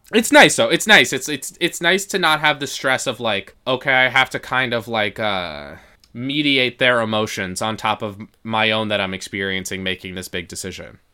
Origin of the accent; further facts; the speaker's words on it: Yonkers, New York, United States; at our favorite hot dog truck in my hometown, Yon, in Yonkers